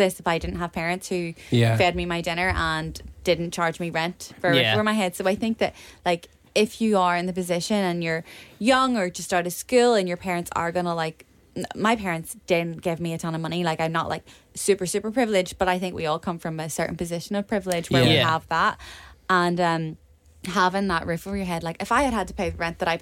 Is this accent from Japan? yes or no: no; Portglenone, Northern Ireland, United Kingdom; I come from Port Glenone. There is no one in my town.